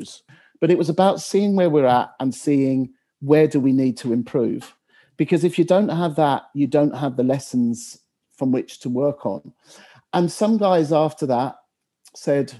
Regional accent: England, United Kingdom; as an Englishman

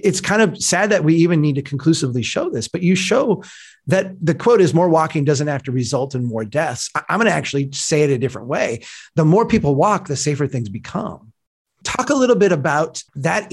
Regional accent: Minnesota, United States; I'm from Minnesota, so I'm part of the North

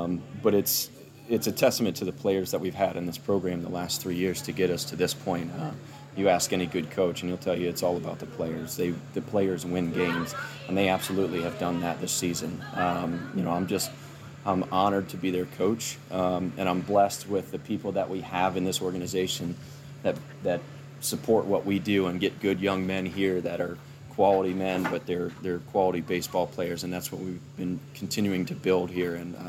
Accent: Sandusky, Ohio, United States; I was born in Sandusky, Ohio, which is about an hour west of Cleveland.

